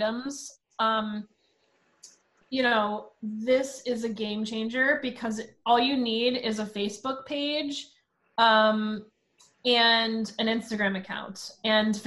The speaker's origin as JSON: {"language": "English", "town": "Princeton Junction", "region": "New Jersey", "country": "United States", "tie": "born or raised there", "also_born_or_lived": "Long Island, New York", "said": "when I was 5, I moved to Princeton Junction, New Jersey."}